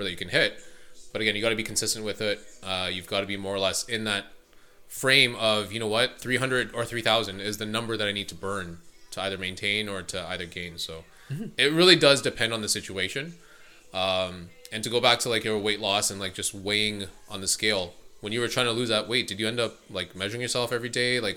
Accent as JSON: {"language": "English", "town": "Maple", "region": "Ontario", "country": "Canada", "tie": "born or raised there", "also_born_or_lived": "Philippines", "said": "growing up in Maple, a lot of Italians, a lot of European, but a lot of Italians"}